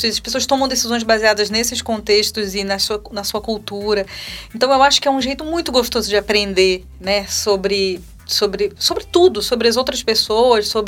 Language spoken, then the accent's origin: Portuguese; Belém, Pará, Brazil; moved away; Eu nasci em Belém né? do Pará. Em termos de espiritualidade, eu sou paraense.